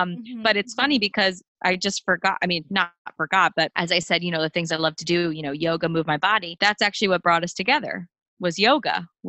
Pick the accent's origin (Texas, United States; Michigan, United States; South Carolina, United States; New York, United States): New York, United States; New York City; I was born in Queens, New York, a very long line of New Yorkers in my family. My dad's from the Bronx. My mom's family's all from Brooklyn.